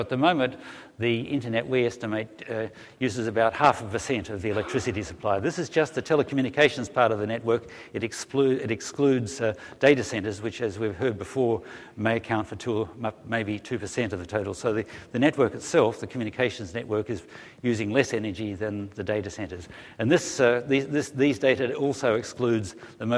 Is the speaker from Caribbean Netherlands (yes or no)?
no; Australia; now in Melbourne, Australia; I come from Australia